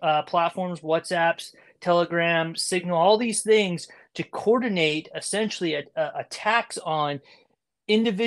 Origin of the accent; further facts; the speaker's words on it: Monterey Bay, California, United States; also born or lived in San Diego / Los Angeles / San Francisco; I'm from Monterey Bay originally